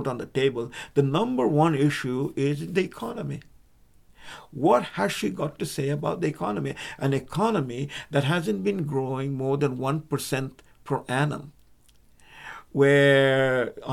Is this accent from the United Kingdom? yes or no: no; Canada; We're Canadian.